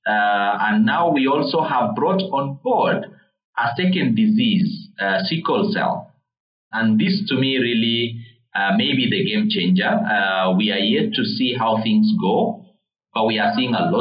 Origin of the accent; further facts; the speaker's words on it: Uganda; now in Kenya; I grew up in Uganda. I know how Uganda is